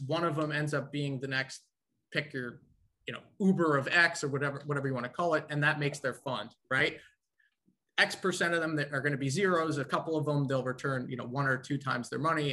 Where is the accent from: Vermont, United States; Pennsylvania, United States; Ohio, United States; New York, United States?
New York, United States; also born or lived in Nashville, Tennessee; being a New Yorker going down to uh, to the South for school